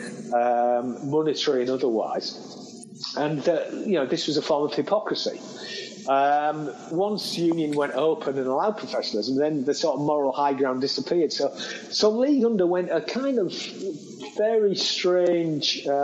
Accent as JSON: {"language": "English", "town": "Hull", "region": "Yorkshire and the Humber", "country": "United Kingdom", "tie": "born or raised there", "said": "my hometown, that Hull"}